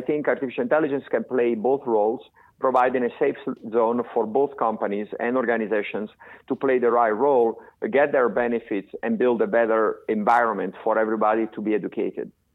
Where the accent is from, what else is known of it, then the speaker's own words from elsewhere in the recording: Florence, Tuscany, Italy; moved away as an adult; now in United States; I was born in Florence and I I was born in 1968. At the age of 21 years old, I came to the United States